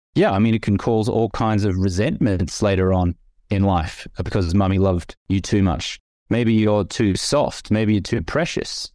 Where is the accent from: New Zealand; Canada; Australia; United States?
Australia; I grew up in the Australian culture